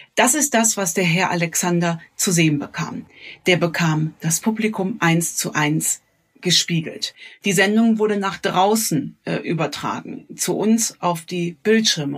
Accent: Cologne, North Rhine-Westphalia, Germany; ich als äh, Kölnerin

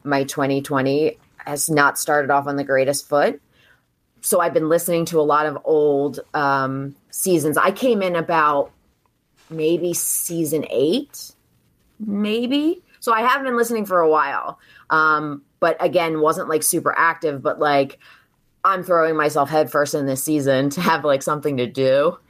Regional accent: New Jersey, United States; moved away as an adult; also born or lived in Philadelphia, Pennsylvania; now in Delaware County, Pennsylvania, United States; I grew up in South Jersey, so I went to school in Jersey

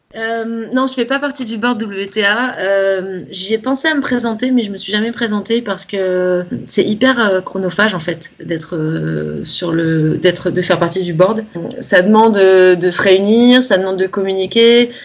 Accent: Nice, Provence-Alpes-Côte d'Azur, France; now in Cannes, France; je suis de Nice à la base, maintenant j'habite à Cannes, c'est la Côte d'Azur

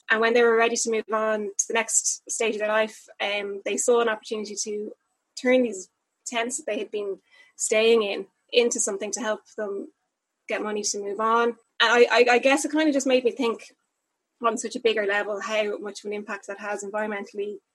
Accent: Dublin, Leinster, Ireland; moved away as an adult; now in Wexford, Ireland; I'm from Dublin. I'm from Killiney in Dublin, and um, I've been living down in Wexford for the last two or three years.

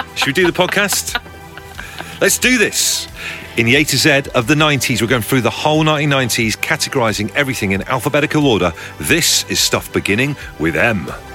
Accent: Devon, South West England, United Kingdom; I grew up in Devon

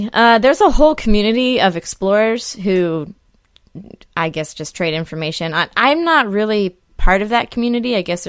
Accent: Northern California, United States; born or raised there; moved away as an adult; now in New York, United States

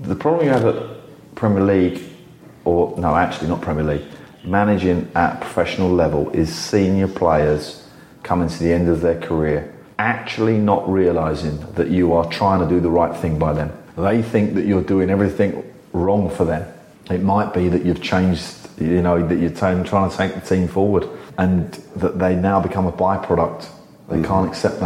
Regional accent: England, United Kingdom; as an Englishman

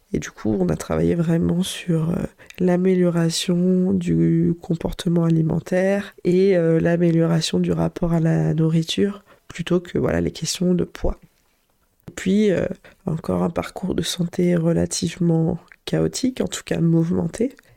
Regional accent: Vichy, Auvergne-Rhône-Alpes, France; je suis née à Vichy et ma famille paternelle est vraiment originaire de ce coin-là

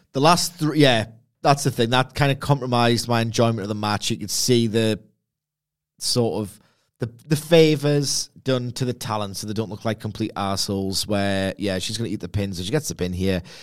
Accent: Gateshead, North East England, United Kingdom; I'm from Lowfell Gateshead

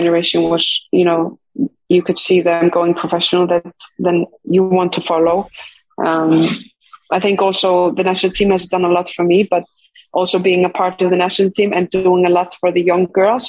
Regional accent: Iceland; English is a second language; moved away as an adult; also born or lived in Sweden; especially in Sweden, when I was going from Iceland, you know, feeling like I needed a new challenge and a new environment to get better

